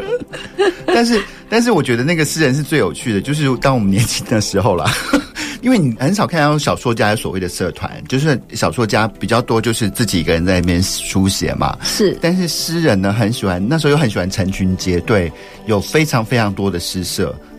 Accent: Wufeng, Taichung, Taiwan; 也是算是我的故乡啦，因为我，呃，我妈妈就是雾峰人，那所以从小的童年呢，常常都在雾峰长大的

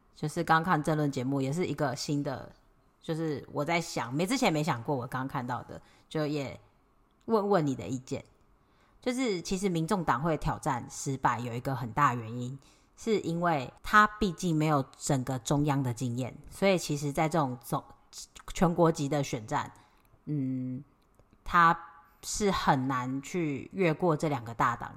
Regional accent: Taiwan; 我们都是台湾人

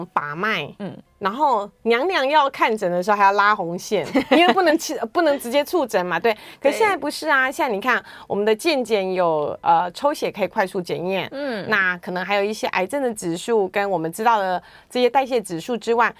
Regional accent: Taiwan; 我台湾人，不是韩系的。

